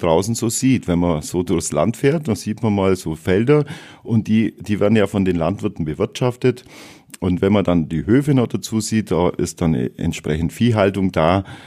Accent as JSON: {"language": "German", "town": "Wallerstein", "region": "Bavaria", "country": "Germany", "tie": "born or raised there", "said": "Ich bin in Wallerstein geboren, äh, 1970, also doch schon etwas älter. Und äh, ja, ich bin aufgewachsen in, in der Ecke Wallerstein, dort zur Schule gegangen und dann in Nördlingen die Realschule."}